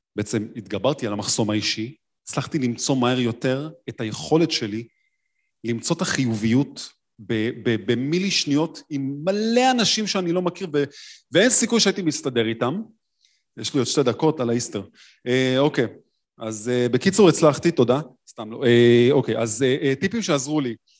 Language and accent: Hebrew; Tel Aviv, Tel Aviv District, Israel; אני תל אביבי